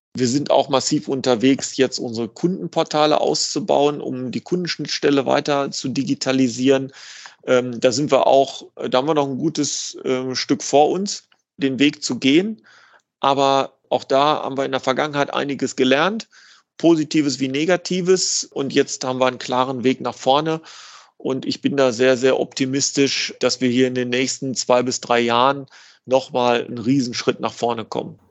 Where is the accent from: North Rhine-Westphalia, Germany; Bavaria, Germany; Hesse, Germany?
North Rhine-Westphalia, Germany; Dortmund; ich komme aus Dortmund